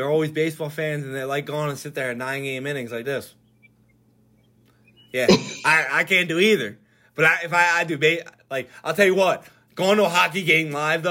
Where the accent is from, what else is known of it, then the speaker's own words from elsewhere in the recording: Philadelphia, Pennsylvania, United States; we're from Philadelphia